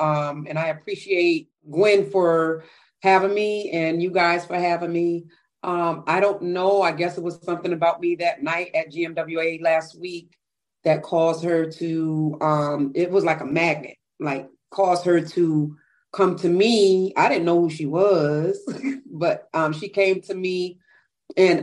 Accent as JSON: {"language": "English", "town": "Bridgeport", "region": "Connecticut", "country": "United States", "tie": "born or raised there", "said": "I'm from Bridgeport, Connecticut."}